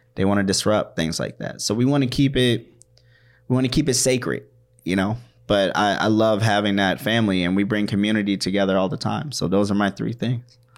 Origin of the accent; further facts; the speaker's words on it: Washington, District of Columbia, United States; also born or lived in Maryland; now in Minnesota, United States; I was born in Washington, D C. I grew up in Washington, D C, in Maryland